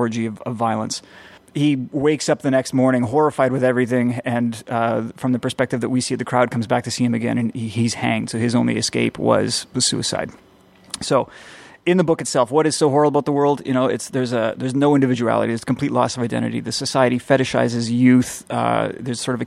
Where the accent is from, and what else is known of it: Canada